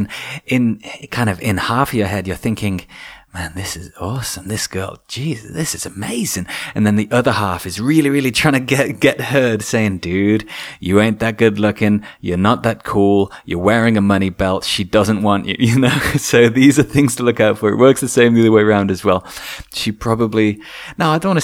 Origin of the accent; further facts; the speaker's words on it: England, United Kingdom; being English